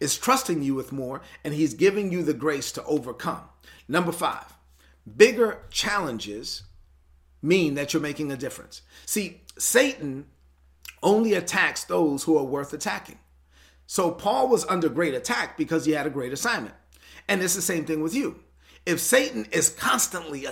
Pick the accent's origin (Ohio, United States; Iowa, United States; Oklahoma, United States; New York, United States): New York, United States; New York City; I'm from Brooklyn, so I have to talk like I'm from Brooklyn